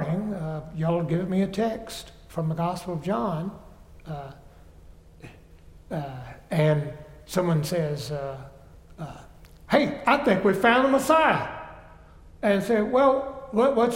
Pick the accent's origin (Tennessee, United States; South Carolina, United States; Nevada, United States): South Carolina, United States; I grew up Methodist in South Carolina